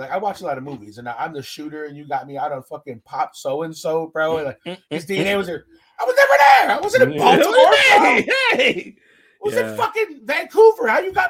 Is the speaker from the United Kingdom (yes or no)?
yes; Scotland, United Kingdom; Like, yo, where are you from? I'm like, Scotland.